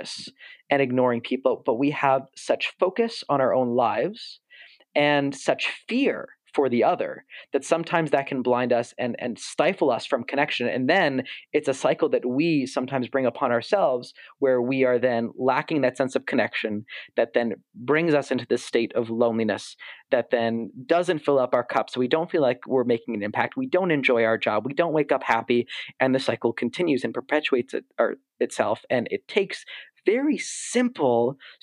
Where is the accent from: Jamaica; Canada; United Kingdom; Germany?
Canada; Toronto, Ontario; someone who was born and raised in Toronto